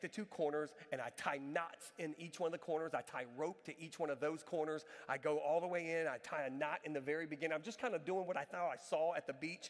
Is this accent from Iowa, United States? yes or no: no; Galveston, Texas, United States; moved away; I went to Galveston, my hometown.